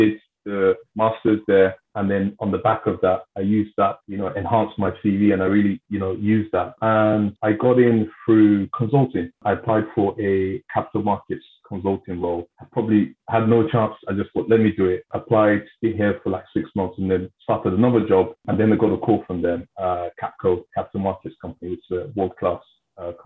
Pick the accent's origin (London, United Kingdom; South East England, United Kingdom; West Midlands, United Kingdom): London, United Kingdom; in my community where I grew up in South London